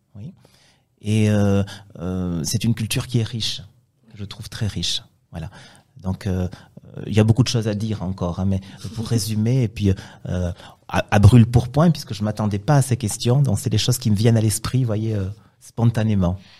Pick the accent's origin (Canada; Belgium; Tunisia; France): France; moved away as an adult; also born or lived in Spain / Ecuador / Dominican Republic / Brazil; now in Albania; en dehors de mon pays de naissance. Je suis français, j'ai vécu euh, plusieurs années dans mon pays